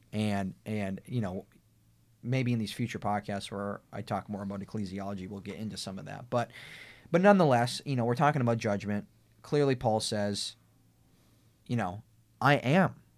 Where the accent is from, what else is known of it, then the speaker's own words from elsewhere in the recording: United States; we have the right, the civil right of being American citizens